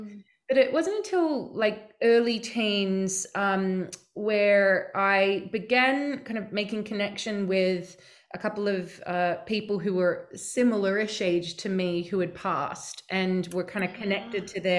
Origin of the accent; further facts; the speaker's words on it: Australia; I grew up in Australia in a not very spiritual family.